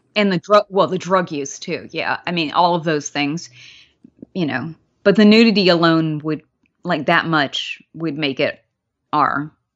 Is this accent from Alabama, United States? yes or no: yes; Mobile, Alabama, United States; I wasn't born there, but I grew up largely there in Alabama